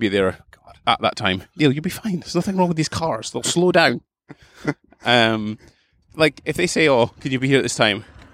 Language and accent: English; Aberdeen, Scotland, United Kingdom; I'm from Aberdeen